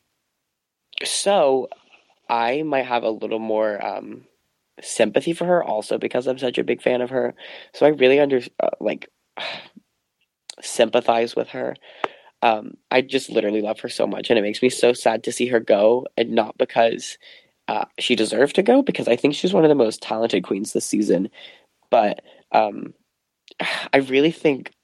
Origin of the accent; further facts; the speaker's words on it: Missouri, United States; we're both from Missouri